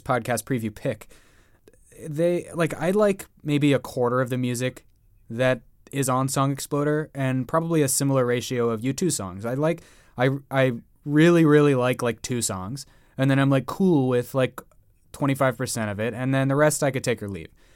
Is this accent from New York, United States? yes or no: no; San Diego, California, United States; I grew up in San Diego